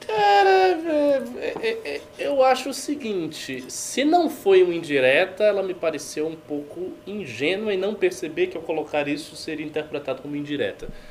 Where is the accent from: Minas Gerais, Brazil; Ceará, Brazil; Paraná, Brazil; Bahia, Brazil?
Bahia, Brazil; moved away; Lá na Bahia, de onde eu venho